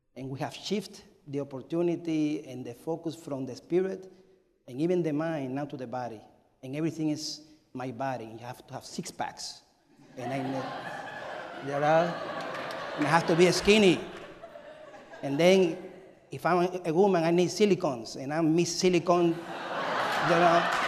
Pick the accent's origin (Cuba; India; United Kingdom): Cuba; moved away; I am from Cuba, and I was born in 1974, May 25.